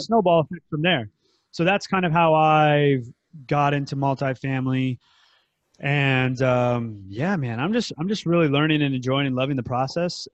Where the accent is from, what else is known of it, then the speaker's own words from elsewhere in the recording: United States; now in Thailand; I'm from the United States